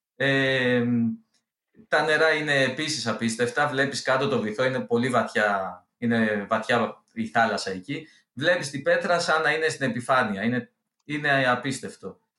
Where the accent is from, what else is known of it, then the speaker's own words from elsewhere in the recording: Olympos, South Aegean, Greece; moved away; εγώ είμαι από την Όλυμπο, έχω και σπίτι εκεί, είμαι από του τυχερού αυτού. Ε, δεν μένω δυστυχώ εκεί